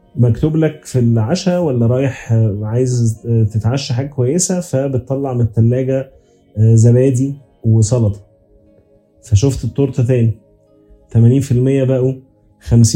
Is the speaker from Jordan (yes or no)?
no; Egypt; عندنا كمصريين